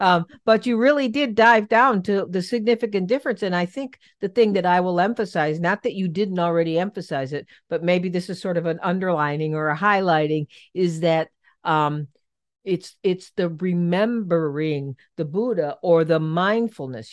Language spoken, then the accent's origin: English; Cleveland, Ohio, United States; I'm from Cleveland, and so I'm a big Cleveland fan